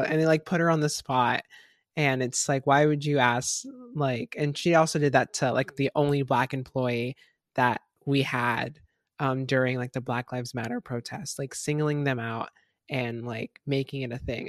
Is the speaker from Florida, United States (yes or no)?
yes; Florida, United States; I'm from Florida